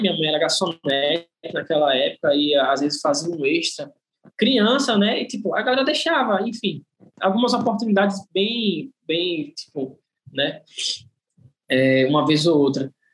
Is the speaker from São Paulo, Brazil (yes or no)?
no; Maceió, Alagoas, Brazil; sou de Maceió, né? Aqui de Alagoas. É, nasci aqui mesmo, né? Sou natural daqui